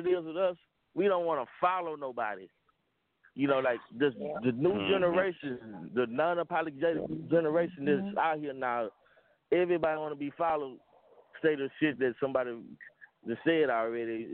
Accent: Houston, Texas, United States; I'm from Houston

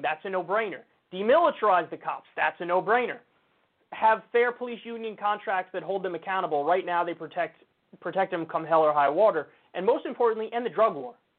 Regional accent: United States; I'm an American

